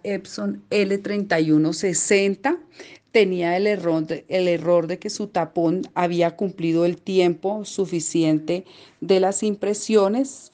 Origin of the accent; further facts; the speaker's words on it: Colombia; soy de Colombia